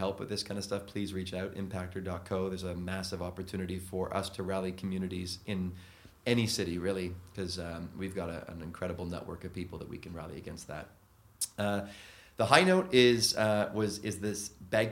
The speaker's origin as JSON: {"language": "English", "country": "Canada", "moved": "as an adult", "lives_now": "London, United Kingdom", "said": "being Canadian"}